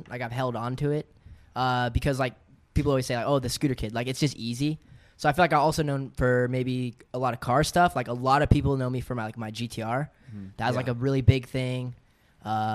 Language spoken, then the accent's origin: English; San Diego, California, United States; moved away as an adult; now in Temecula, United States; I'm from San Diego, born and raised.